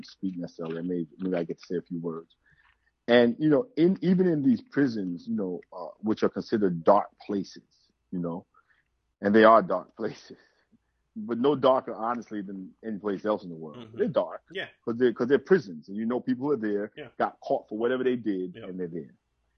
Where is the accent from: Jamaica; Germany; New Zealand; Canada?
Jamaica; So he's also from Jamaican family, because I'm from Jamaica, so I met his Jamaican family. So of course, I love Jamaican culture.